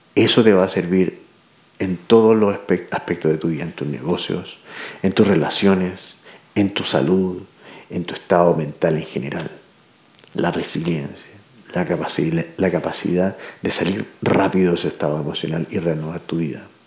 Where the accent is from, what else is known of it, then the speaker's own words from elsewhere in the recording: Santiago, Santiago Metropolitan Region, Chile; Soy de Santiago